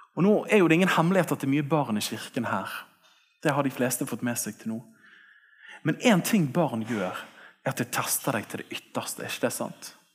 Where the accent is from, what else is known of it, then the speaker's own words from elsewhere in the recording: Bergen, Vestland, Norway; jeg vokste opp her oppe på Tertnes skole